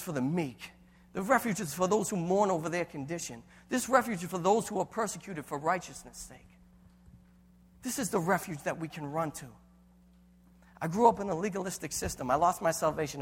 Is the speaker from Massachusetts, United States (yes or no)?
yes; Boston, Massachusetts, United States; I have an Italian heritage. We don't talk about what we go through. We're from Boston